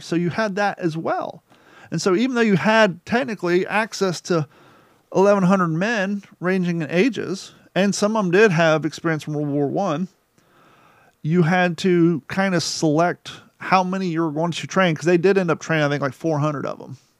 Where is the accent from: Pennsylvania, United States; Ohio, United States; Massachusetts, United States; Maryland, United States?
Ohio, United States; Rickenbacker Air Force Base; Growing up in Ohio in Rickenbacker Air Force Base